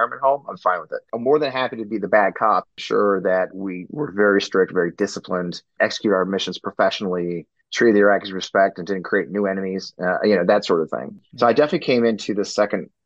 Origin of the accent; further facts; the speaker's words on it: Missouri, United States; I'm from Missouri